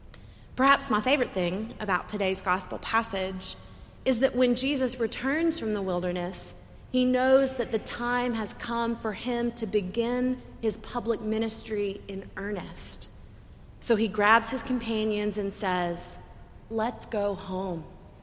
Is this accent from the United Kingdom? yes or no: no; the American South, United States; because I'm from the American South.